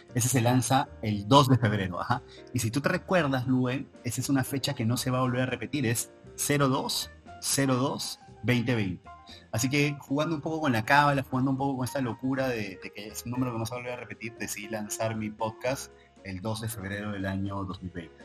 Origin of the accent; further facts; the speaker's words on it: Trujillo, La Libertad, Peru; now in Lima, Peru; soy de Trujillo